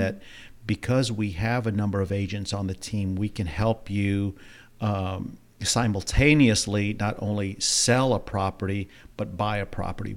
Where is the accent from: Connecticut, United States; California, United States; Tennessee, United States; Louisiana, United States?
Louisiana, United States; New Orleans; moved away as an adult; now in Houston, United States; born and raised in New Orleans, Louisiana